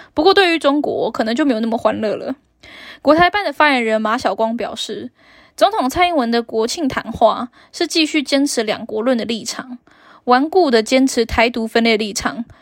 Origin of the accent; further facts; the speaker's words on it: Taiwan; 我是台湾人，是一种光荣，也是一种骄傲